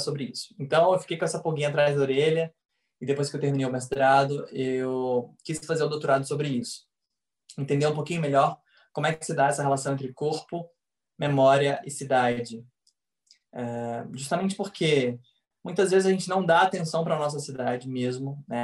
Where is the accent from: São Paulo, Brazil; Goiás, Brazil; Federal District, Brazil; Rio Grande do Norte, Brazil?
Goiás, Brazil; Goiânia; also born or lived in Rio de Janeiro; eu sou goiano, nascido e criado em Goiânia